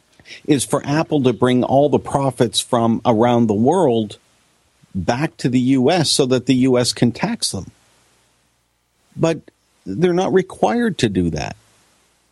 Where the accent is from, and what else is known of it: Canada